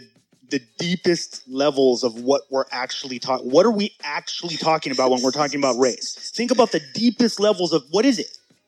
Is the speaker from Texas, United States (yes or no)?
no; San Diego, California, United States; I grew up in Logan Heights my whole life